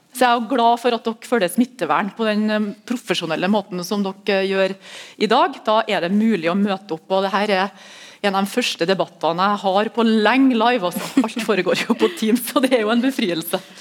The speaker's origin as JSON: {"language": "Norwegian", "town": "Melhus", "region": "Trøndelag", "country": "Norway", "said": "jeg er fra Melhus"}